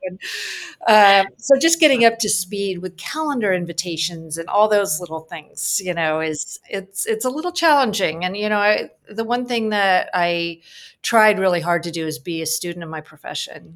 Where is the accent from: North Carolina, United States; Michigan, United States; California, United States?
California, United States; San Francisco Bay Area; moved away as an adult; also born or lived in Manhattan, New York; I'm from the San Francisco Bay Area, and after college, I was working in San Francisco